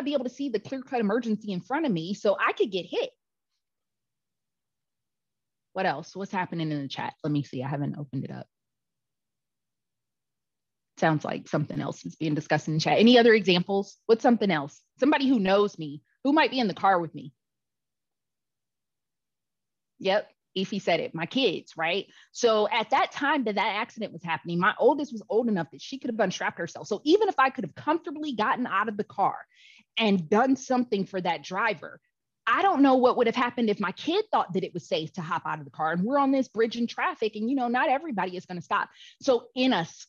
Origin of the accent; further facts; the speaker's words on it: Cleveland, Ohio, United States; me from Cleveland, Ohio, but my family is from